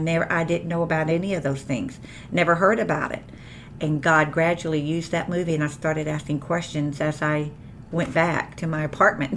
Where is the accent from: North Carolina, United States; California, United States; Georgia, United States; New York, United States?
Georgia, United States; Columbus; also born or lived in Puerto Rico; I was born there in about, I guess I was 6 to 8 months old when we moved to Columbus, Georgia, and that is where I was raised